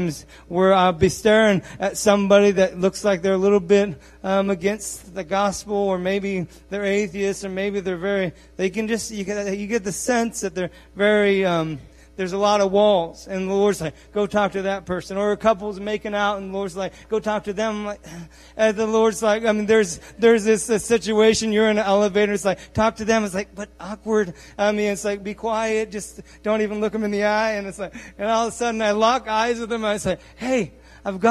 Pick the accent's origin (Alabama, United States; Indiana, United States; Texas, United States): Indiana, United States; Bean Blossom; I'm from Bean Blossom